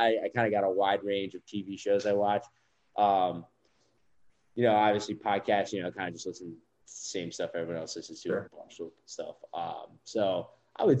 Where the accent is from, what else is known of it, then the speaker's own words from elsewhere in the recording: Baltimore, Maryland, United States; moved away; being from Baltimore